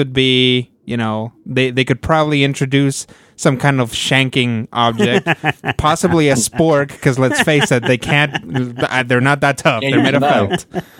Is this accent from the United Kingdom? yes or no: no; Mexico; moved away; Because I spent my childhood in Mexico.